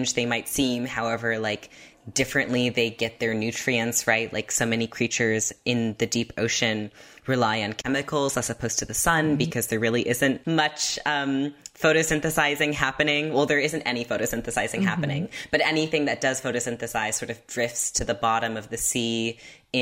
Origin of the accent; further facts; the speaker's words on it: Half Moon Bay, California, United States; I grew up in California by this beach called Half Moon Bay, where whales would beach all the time